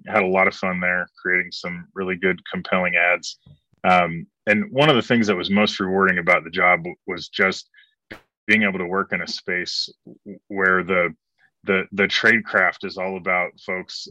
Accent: Broken Arrow, Oklahoma, United States; moved away; also born or lived in Dallas / Portland, Oregon / Los Angeles / Asia; I grew up in Broken Arrow, Oklahoma, which is, as some of your listeners and viewers will know, is Southeast Tulsa

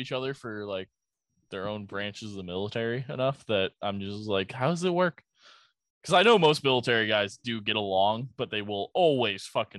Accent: United States; I'm an American white male.

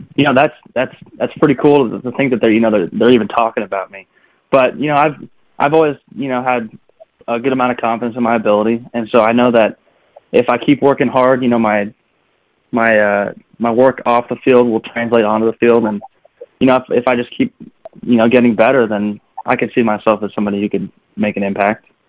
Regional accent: California, United States; moved away; also born or lived in North Carolina; I'm from California, and so you know, growing up, baseball was always within my family

